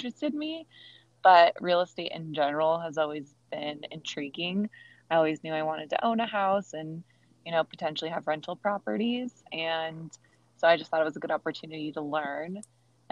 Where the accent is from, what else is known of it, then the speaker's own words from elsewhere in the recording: Fullerton, California, United States; I grew up in Fullerton, California.